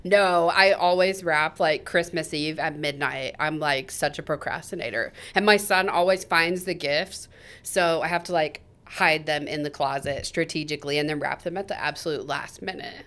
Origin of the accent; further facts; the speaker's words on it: Topeka, Kansas, United States; I was born and raised here in Topeka